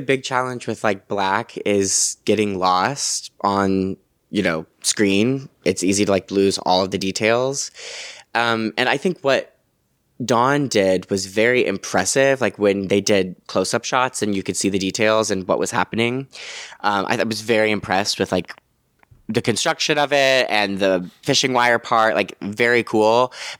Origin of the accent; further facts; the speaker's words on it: New York, United States; Like you dream of New York and then I've lived in New York my whole life. I'm a New Yorker.